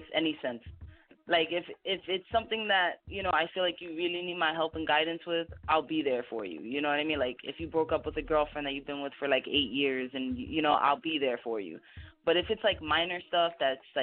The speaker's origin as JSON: {"language": "English", "region": "New Jersey", "country": "United States", "said": "my home state"}